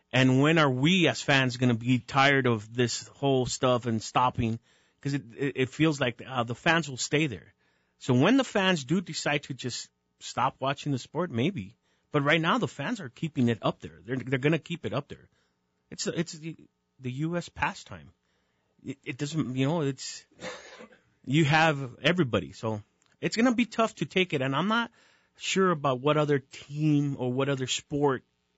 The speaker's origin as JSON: {"language": "English", "town": "El Paso", "region": "Texas", "country": "United States", "tie": "born or raised there", "moved": "yes", "lives_now": "Albuquerque, United States", "said": "I grew up in El Paso, so a lot of Mexican music."}